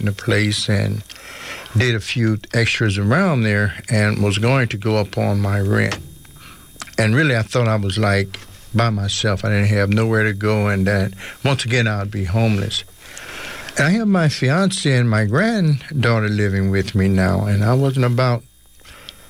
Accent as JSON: {"language": "English", "town": "New Orleans", "region": "Louisiana", "country": "United States", "moved": "yes", "lives_now": "Oakland, United States", "said": "I'm from New Orleans, Louisiana, and I came out here for a while, ended up staying here in Oakland."}